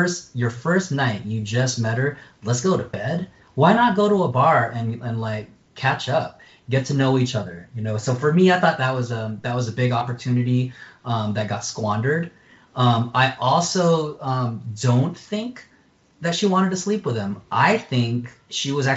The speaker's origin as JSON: {"language": "English", "country": "United States", "said": "I'm American. I stick out even in my home country of the Philippines"}